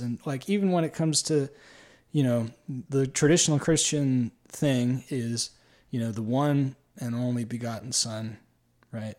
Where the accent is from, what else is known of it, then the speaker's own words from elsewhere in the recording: Schuylkill County, Pennsylvania, United States; also born or lived in Grand Rapids, Michigan; now in Michigan, United States; one of the first learned words that I learned to spell in public school in T-, Schuylkill County was the word Schuylkill